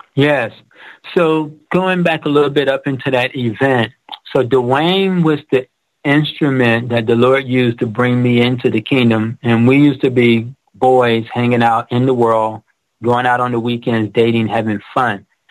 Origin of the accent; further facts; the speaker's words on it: Detroit, Michigan, United States; I grew up in Detroit where it was Motown, the Auto City